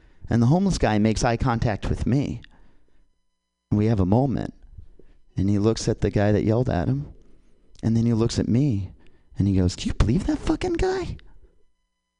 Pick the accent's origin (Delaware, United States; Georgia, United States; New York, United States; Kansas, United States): Kansas, United States; moved away as an adult; now in California, United States; I'm from Kansas